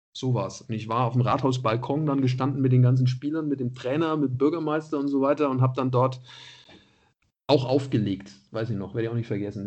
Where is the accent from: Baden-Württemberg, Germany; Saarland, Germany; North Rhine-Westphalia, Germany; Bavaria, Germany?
Bavaria, Germany; Nuremberg; moved away as an adult; also born or lived in Munich; dann war ich da Stadionsprecher bei Kräuter Fürth als Nürnberger